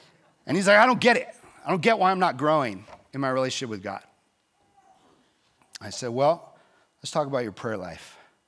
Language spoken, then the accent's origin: English; Texas, United States; Like, yeah, I grew up in Texas.